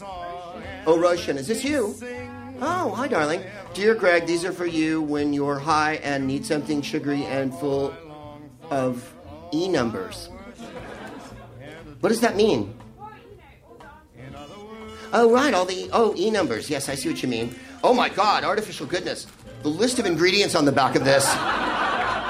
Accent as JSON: {"language": "English", "town": "San Francisco", "region": "California", "country": "United States", "lives_now": "Los Angeles, United States", "said": "I'm from San Francisco and I live in L.A."}